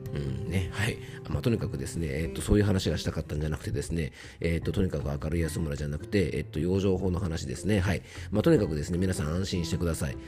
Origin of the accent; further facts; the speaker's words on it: Yamanashi, Japan; 僕の地元山梨県にも甲斐善光寺というですねあのお寺があって